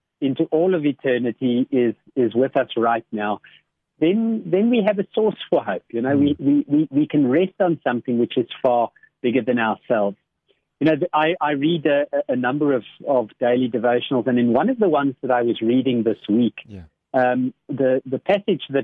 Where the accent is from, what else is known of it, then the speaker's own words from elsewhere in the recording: Boksburg, Gauteng, South Africa; I grew up in Boksburg